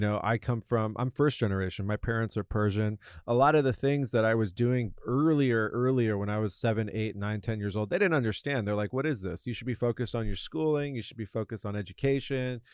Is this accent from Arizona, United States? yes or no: no; La Jolla, California, United States; I grew up in Southern California, La Jolla in particular